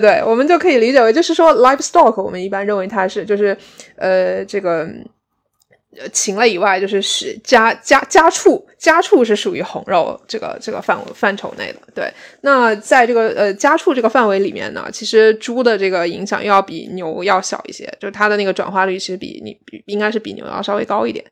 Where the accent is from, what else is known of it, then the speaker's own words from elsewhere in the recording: Guizhou, China; moved away as an adult; now in Cardiff, United Kingdom; 所以我其实是在贵州长大的